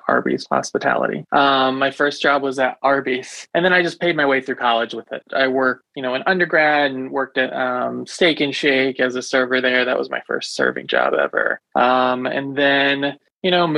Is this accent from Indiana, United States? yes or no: yes; Indianapolis, Indiana, United States; moved away as an adult; also born or lived in Buffalo, New York; I'm from Indianapolis originally